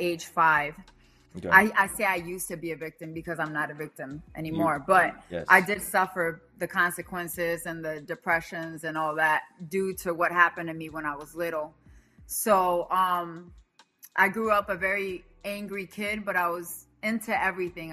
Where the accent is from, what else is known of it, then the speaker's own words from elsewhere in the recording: Bolivia; moved away; also born or lived in Virginia, United States; My parents moved to Bolivia when I was about 5 years old. So I was raised in Bolivia